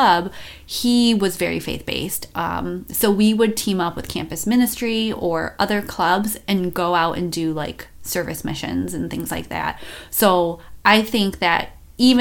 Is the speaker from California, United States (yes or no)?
no; Buffalo, New York, United States; moved away as an adult; also born or lived in Las Vegas; I moved from Buffalo to Las Vegas